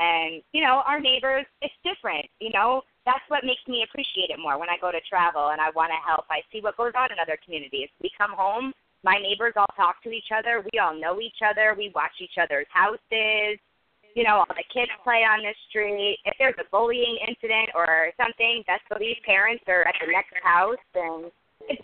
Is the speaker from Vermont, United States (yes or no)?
yes; Vermont, United States; So I'm from Vermont